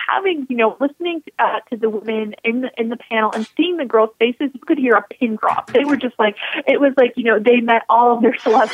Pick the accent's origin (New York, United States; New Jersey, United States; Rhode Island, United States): New York, United States; Buffalo; growing up in Buffalo